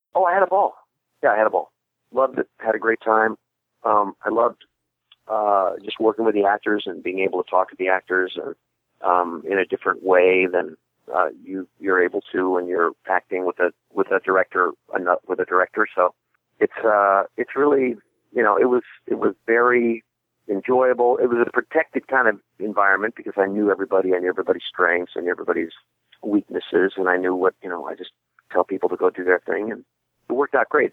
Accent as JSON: {"language": "English", "region": "Midwest", "country": "United States", "said": "I'm from the Midwest"}